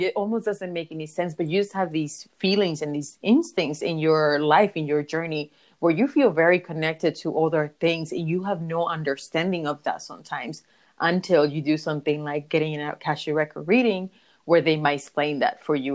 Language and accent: English; Dominican Republic; I was born in the Caribbean, in the Dominican Republic